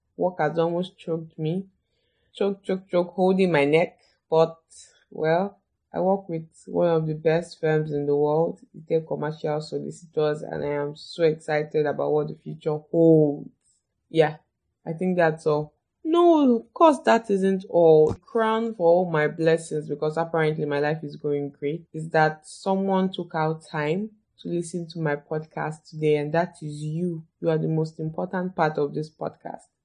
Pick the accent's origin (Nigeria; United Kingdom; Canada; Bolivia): Nigeria; Ondo; I'm from Ondo State, but I've never been to Akure